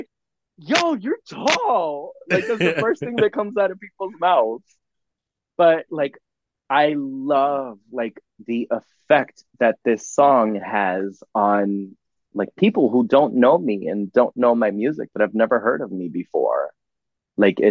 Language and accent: English; United States; I'm an artist from America